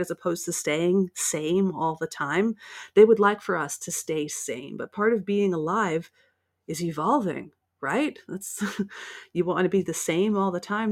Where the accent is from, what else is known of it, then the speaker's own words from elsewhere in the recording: United States; You can probably tell by my accent that I'm from the States